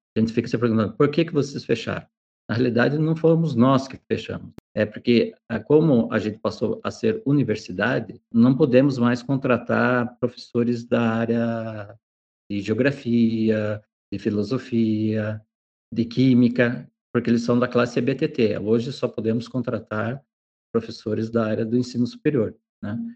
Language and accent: Portuguese; Jaguariaíva, Paraná, Brazil; also born or lived in Medianeira; now in Ponta Grossa, Brazil; eu sou natural da cidade de Jaguareíva